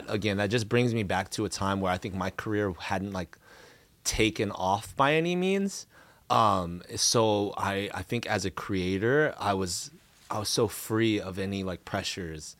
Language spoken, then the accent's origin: English; Cerritos, California, United States; also born or lived in Anaheim / Riverside; I grew up around the Cerritos High School area